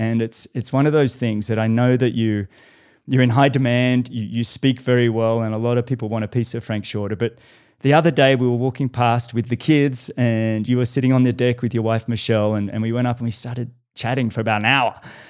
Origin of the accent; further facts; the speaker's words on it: Australia; now in United States; You know, I'm Australian, living in the US.